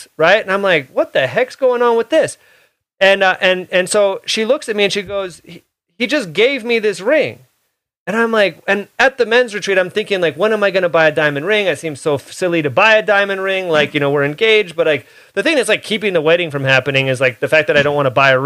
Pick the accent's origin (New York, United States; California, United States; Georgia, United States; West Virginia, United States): California, United States; Oakland; I grew up in the Hayward, Oakland area.